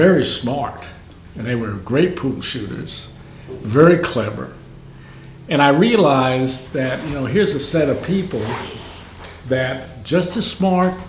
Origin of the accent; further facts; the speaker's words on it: New York City, New York, United States; I grew up in New York City.